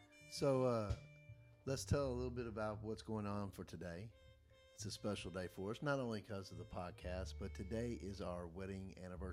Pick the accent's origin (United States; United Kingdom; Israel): United States; Kentucky; You know, I grew up in Kentucky.